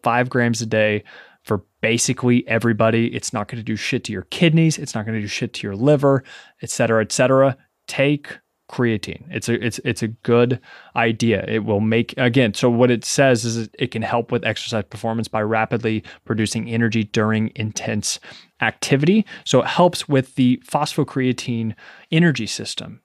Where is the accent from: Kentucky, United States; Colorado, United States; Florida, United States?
Kentucky, United States; Ashland; moved away as an adult; also born or lived in Lexington, Kentucky; now in New York City, United States; being born and raised in Kentucky